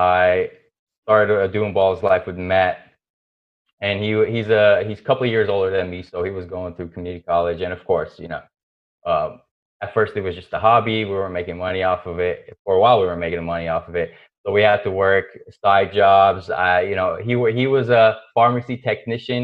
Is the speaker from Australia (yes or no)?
no; Lebanon; growing up in Lebanon